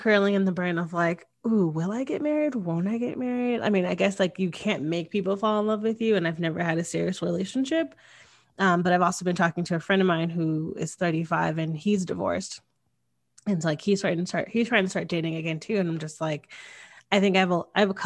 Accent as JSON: {"language": "English", "region": "Connecticut", "country": "United States", "tie": "born or raised there", "said": "I grew up in Connecticut and it's a very traditional place."}